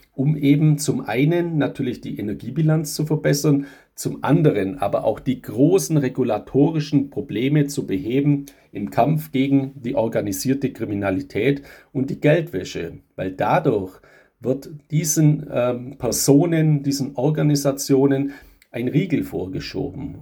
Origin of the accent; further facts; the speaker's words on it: Germany; bei uns in Europa, gerade in Deutschland